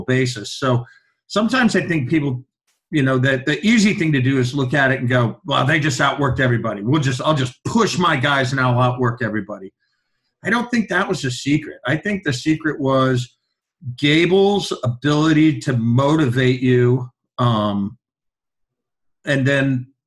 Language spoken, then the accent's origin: English; Iowa City, Iowa, United States; moved away; growing up in Iowa City